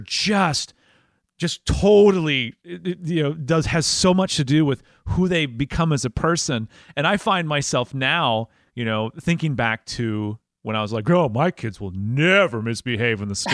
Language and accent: English; Mukwonago, Wisconsin, United States; moved away as an adult; now in Tennessee, United States; spoiled growing up in Wisconsin